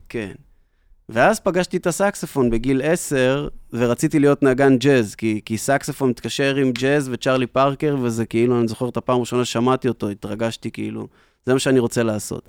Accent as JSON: {"language": "Hebrew", "town": "Tiberias", "region": "Northern District", "country": "Israel", "tie": "born or raised there", "also_born_or_lived": "New York", "said": "אני גדלתי בטבריה לאבא שיש לו להקת חתונות ואירועים"}